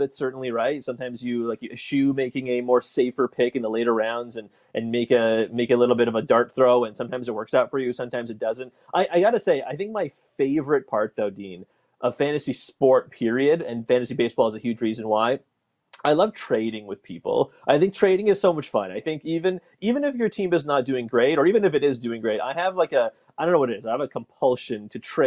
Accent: Toronto, Ontario, Canada; I'm born and raised in Toronto

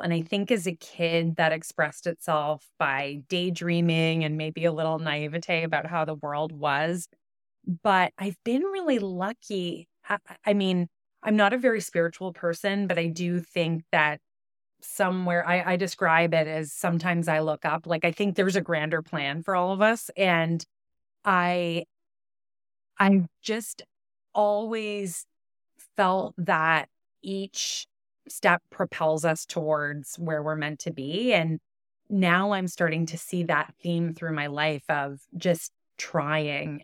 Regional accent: Ottawa, Ontario, Canada; also born or lived in Toronto; as a kid growing up in Ottawa

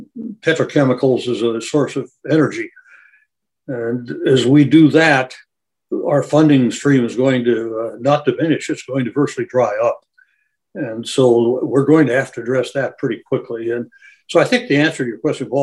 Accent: Colorado, United States; I grew up in Colorado

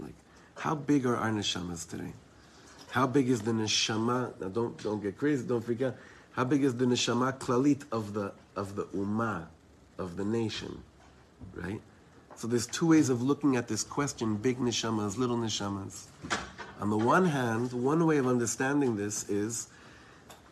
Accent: Israel; I'm from Eretz Yisrael.

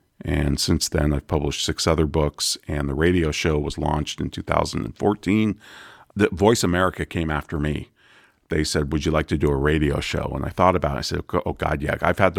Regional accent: Santa Rosa, California, United States; I grew up in Santa Rosa, which is where Charles Schulz was from, the creator of Peanuts.

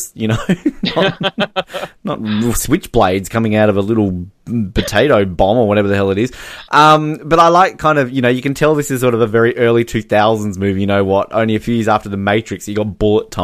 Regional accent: Australia; I'm Australian

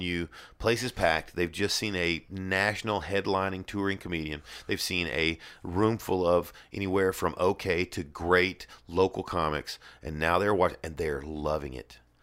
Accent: the South, United States; I'm from the South.

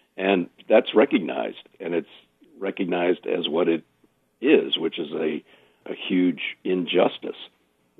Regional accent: Hartford, Connecticut, United States; moved away; also born or lived in Jacksonville; I was from Hartford

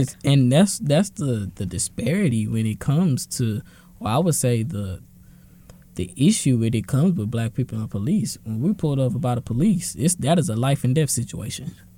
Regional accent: Dallas, Texas, United States; I'm from Dallas.

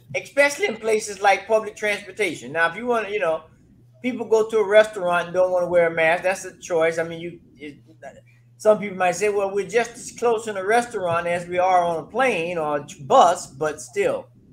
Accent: Florida, United States; now in Colorado, United States; I'm originally from Florida

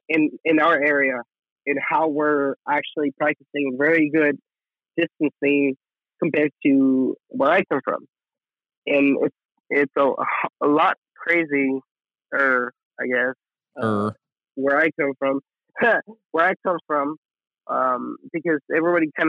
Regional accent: El Paso, Texas, United States; moved away; So my hometown I am from El Paso, Texas.

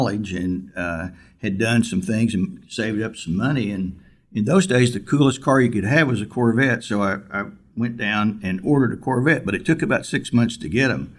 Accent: Altus, Oklahoma, United States; moved away as an adult; also born or lived in Tucson, Arizona; my hometown of Altus, Oklahoma

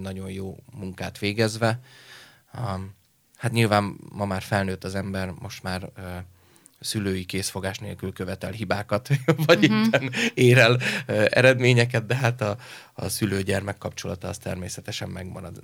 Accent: Leányvár, Komárom-Esztergom, Hungary; Egy kis is Vábfaluban, Leányváron, ö, nevelkedtem egyébként Eszter Gom és Pilis Csaba között majdnem félúton

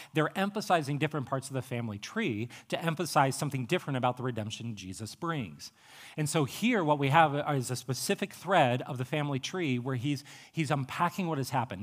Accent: Appalachian Ohio, United States; I'm from Appalachia, Ohio

